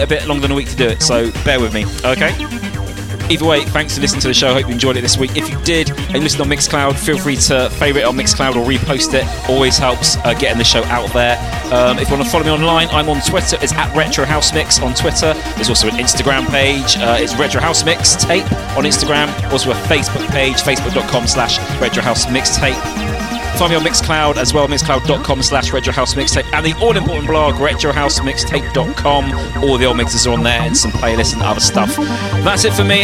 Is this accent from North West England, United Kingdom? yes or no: no; Somerset, South West England, United Kingdom; I grew up in Somerset